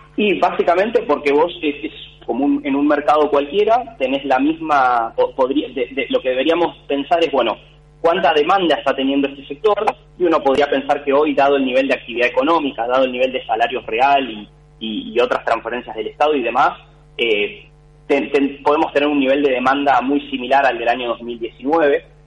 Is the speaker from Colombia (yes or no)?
no; Argentina